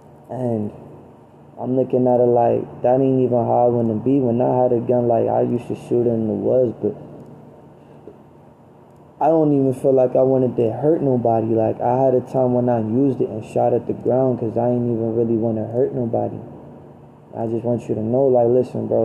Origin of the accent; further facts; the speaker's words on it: Baltimore, Maryland, United States; I'm from Baltimore